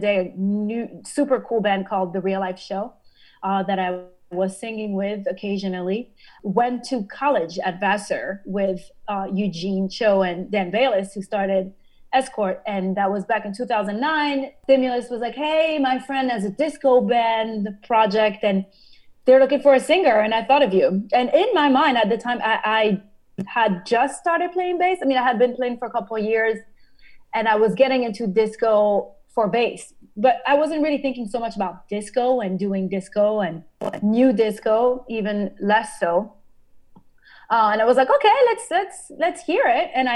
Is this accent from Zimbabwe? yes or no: no; Paris, Île-de-France, France; moved away as an adult; now in New York, United States; I was born and raised in Paris